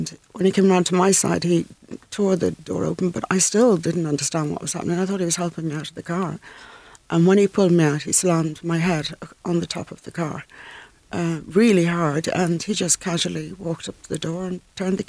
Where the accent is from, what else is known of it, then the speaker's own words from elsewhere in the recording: Dublin, Leinster, Ireland; moved away as an adult; also born or lived in Scotland / London; I come from North Dublin